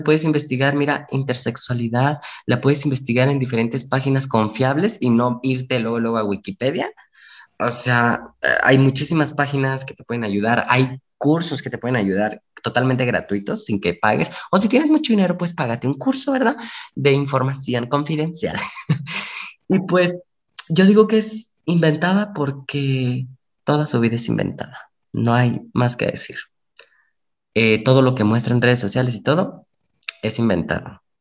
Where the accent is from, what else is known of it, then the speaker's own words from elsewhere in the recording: Mexico; como buen mexicanos que somos